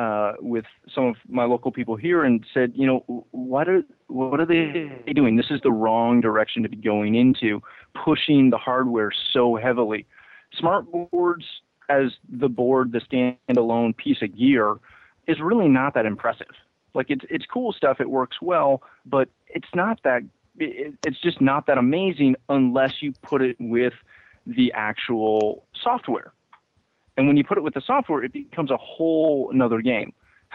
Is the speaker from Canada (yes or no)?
yes; Canada; And I, again, being Canadian, we, you know, whatever.